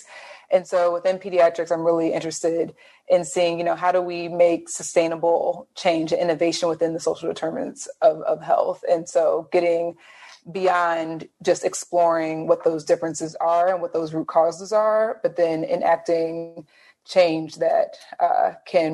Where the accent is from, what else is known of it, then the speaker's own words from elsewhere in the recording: Detroit, Michigan, United States; growing up in the Metro Detroit area